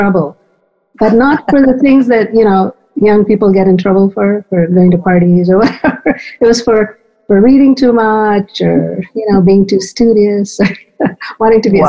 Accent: Mumbai, Maharashtra, India; now in Philadelphia, United States; I was born and raised in Mumbai.

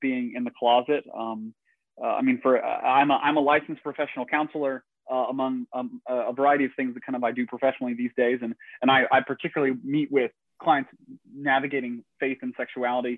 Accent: Northeast Tennessee, United States; I grew up in Northeast Tennessee, rural, conservative Christian town and family

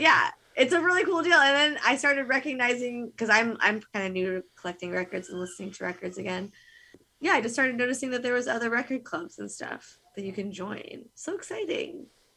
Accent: California, United States; we're from California

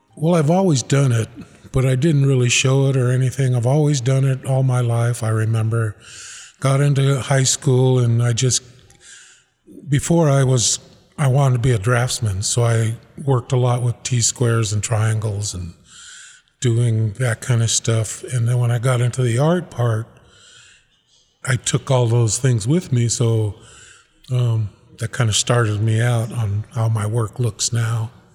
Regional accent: Reno, Nevada, United States; also born or lived in Nixon, Nevada / Pyramid Lake / South Fork / Susanville, California; I grew up here in Reno.

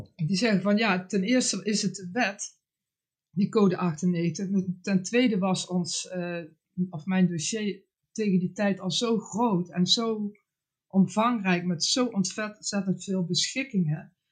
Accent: Netherlands; voor mij als Nederlander

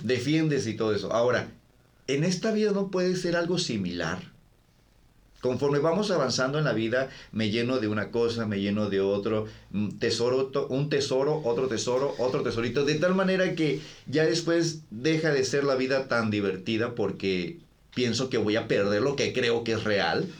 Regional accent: Ensenada, Baja California, Mexico; yo, yo, crecí en Ensenada

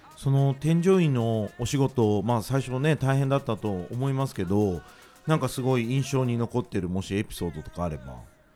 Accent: Osaka, Japan; 僕は大阪出身なので

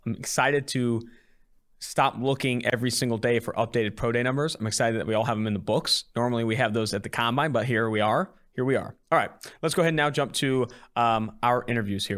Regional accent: California, United States; now in Cincinnati, United States; I'm originally from California

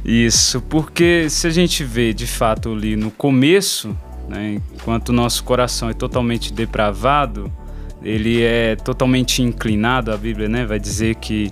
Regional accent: São Paulo, Brazil; moved away as an adult; now in Belo Horizonte, Brazil; sou de São é Paulo

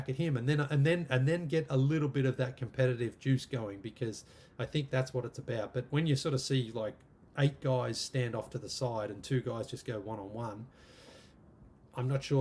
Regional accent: Australia; moved away as an adult; also born or lived in London / Canada / America; 12-year-old me growing up in Australia

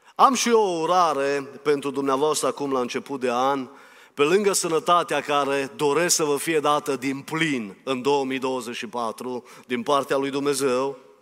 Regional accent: Romania; eu sunt român

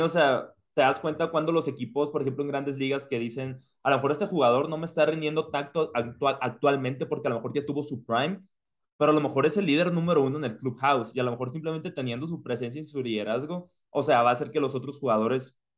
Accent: Hermosillo, Sonora, Mexico; moved away; soy de Hermosillo, pues ahí yo crecí literalmente

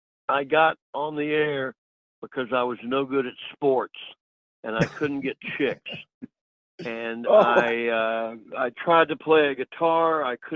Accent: Roanoke, Virginia, United States; Roanoke, Virginia.

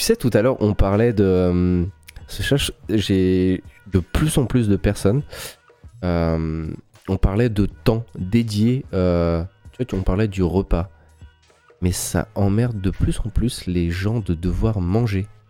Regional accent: France; on est Français

